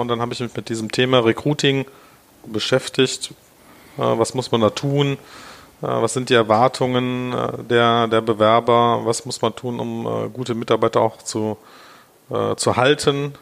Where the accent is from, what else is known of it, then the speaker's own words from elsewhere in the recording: Germany; also born or lived in Tel Aviv, Israel; als Deutscher